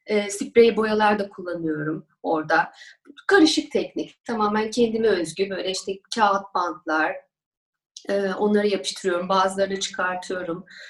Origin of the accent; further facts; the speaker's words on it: Istanbul, Turkey; also born or lived in Ankara; Ben 1979 Ankara doğumluyum. 3-4 yaşlarından beri İstanbul'dayım.